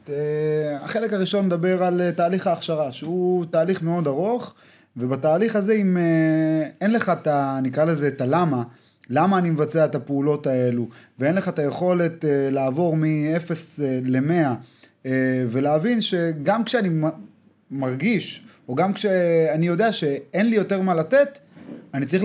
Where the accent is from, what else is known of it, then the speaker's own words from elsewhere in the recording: Rishon LeZion, Central District, Israel; now in Holon, Israel; אז אה, כמו שאמרתי, גדלתי בראשון לציון, נכון להיום אני גר אה, בחולון, בן 28